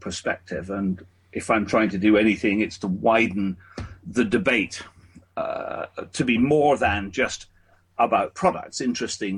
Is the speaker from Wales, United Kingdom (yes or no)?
no; Scotland, United Kingdom; moved away; both my wife and I come from Scotland, so we were very keen when our family started to come back to Scotland